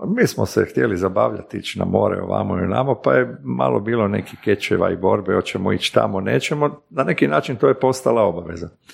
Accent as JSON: {"language": "Croatian", "town": "Zagreb", "region": "City of Zagreb", "country": "Croatia", "tie": "born or raised there", "also_born_or_lived": "Slavonia", "moved": "as an adult", "said": "Ja sam se rodio 64. živio odrastao u Zagrebu"}